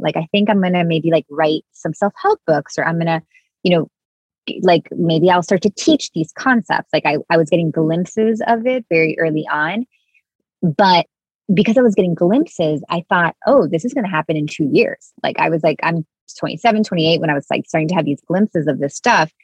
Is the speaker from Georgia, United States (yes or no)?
no; Miami, Florida, United States; I grew up in Miami in a Cuban family all my friends were like from Cuban families.